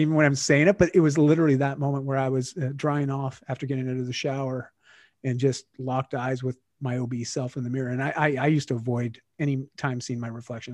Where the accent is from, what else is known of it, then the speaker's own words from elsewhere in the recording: Canada; I'm Canadian now.